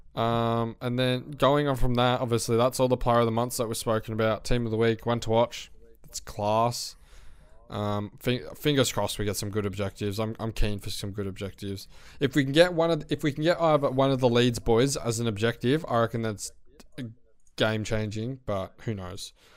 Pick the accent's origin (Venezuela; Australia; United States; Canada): Australia; Australian people